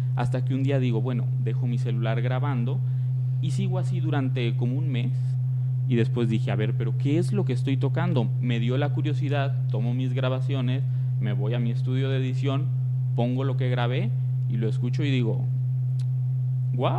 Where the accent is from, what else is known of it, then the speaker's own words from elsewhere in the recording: Tepatitlán, Jalisco, Mexico; yo soy de Tepatitlán, Jalisco